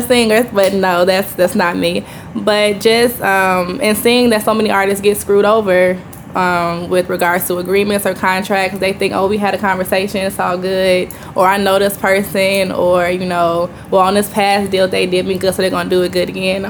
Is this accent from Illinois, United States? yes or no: yes; Chicago, Illinois, United States; moved away as an adult; now in Houston, United States; I'm originally from Chicago, Illinois.